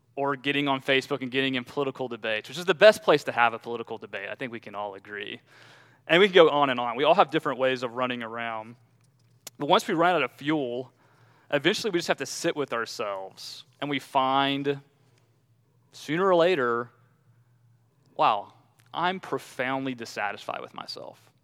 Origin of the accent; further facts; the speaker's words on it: Southeast, United States; I'm from the Southeast